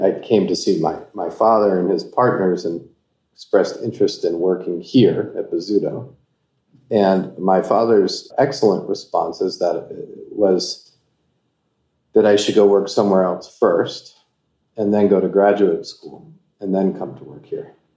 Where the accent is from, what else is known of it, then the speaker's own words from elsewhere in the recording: Baltimore, Maryland, United States; I grew up in Baltimore, Maryland, and I've moved back there.